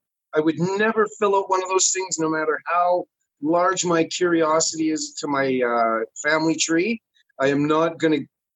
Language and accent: English; Canada; I'm a Canadian.